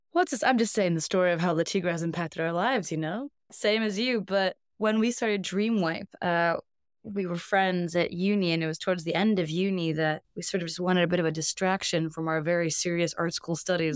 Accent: Iceland; moved away as an adult; also born or lived in Northern California, United States / Reykjavik, Iceland / Brighton, United Kingdom; I grew up in California, I'm Icelandic, but the first decade of my life was in beautiful, sunny Northern California. And my parents decided to uproot us and move us back home to Iceland when I was ten

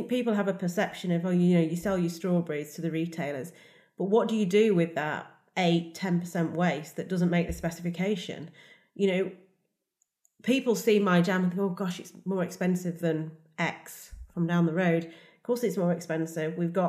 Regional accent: United Kingdom; And I'm all about being British, all about what we can grow here and the very much the best of British.

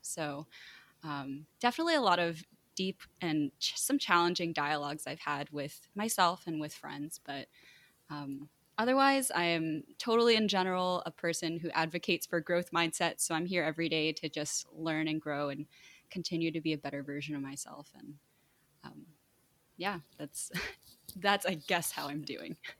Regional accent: New Jersey, United States; they ended up moving to New Jersey, and that's where I was born and that's where I was raised

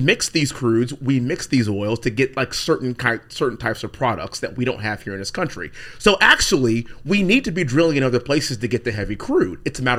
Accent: Houston, Texas, United States; I'm from Houston, and I'm a congressman from Houston, Texas 38

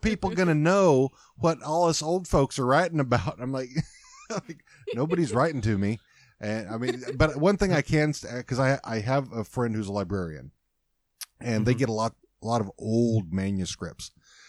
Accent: Texas, United States; Now, I'm keeping in mind, I'm from Texas, and my mother. So, and I probably don't sound like it.

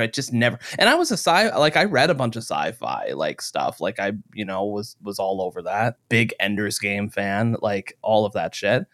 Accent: Warwick, Rhode Island, United States; my hometown

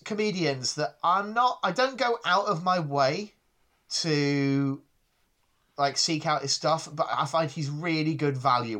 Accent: England, United Kingdom; I mean, I grew up in the Midlands, so, I encountered it a fair bit.

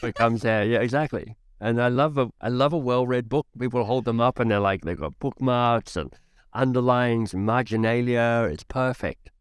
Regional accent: Australia; as an Australian

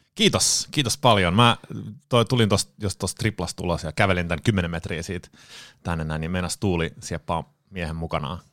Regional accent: Sweden; moved away as an adult; now in Finland; Ruotsista kotoisin. Mut, mutsi ja Faija muutti Ruotsiin 74 tai 75. Synnyin sitten tota, Ruotsissa

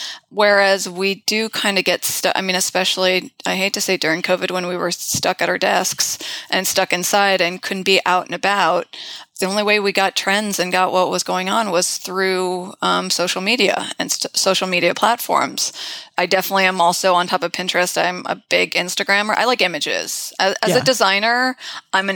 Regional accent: United States; also born or lived in London / Florence; I am American

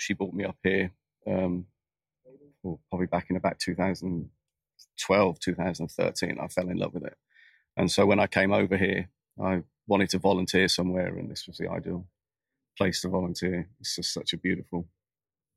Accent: Birmingham, West Midlands, United Kingdom; moved away as an adult; also born or lived in Portsmouth / Plymouth / Surrey; now in Bedford, United States; I was born in Birmingham.

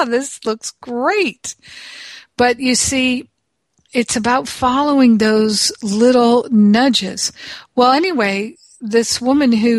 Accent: United States; I'm from America

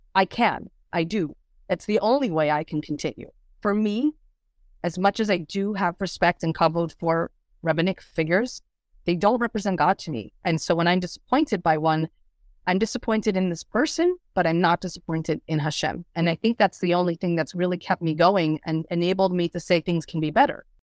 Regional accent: Lakewood, New Jersey, United States; moved away; I grew up in Lakewood, New Jersey

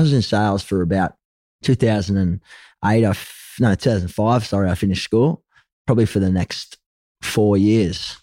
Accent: Gold Coast, Queensland, Australia; also born or lived in Sydney, New South Wales; Ended up heading north up to the Gold Coast, where I was raised. So I spent most of my, my growing childhood and, and my prior years growing up on the Gold Coast in Burley Heads

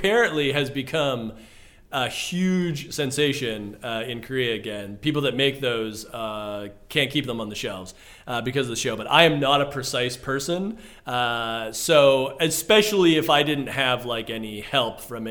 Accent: Toronto, Ontario, Canada; I grew up in Scarborough, which is just outside of, well, it's part of Toronto, but east side of Toronto

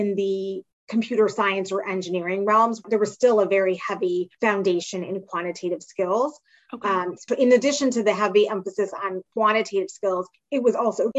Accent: Silver Spring, Maryland, United States; also born or lived in Pittsburgh, Pennsylvania / North Carolina; I'm from the DC, Maryland suburbs. So I grew up in Silver Spring, Maryland

